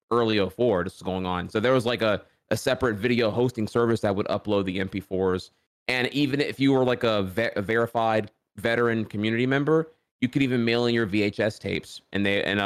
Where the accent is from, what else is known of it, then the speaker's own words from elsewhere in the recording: rural Louisiana, United States; also born or lived in Orlando, Florida; So I was born in Orlando, Florida, but parents divorced, and long story short, my mom won full custody and we moved back to where she's from, which is Louisiana. And and I went from like, you know, metropolis Orlando, full of diversity, to like small town rural Louisiana.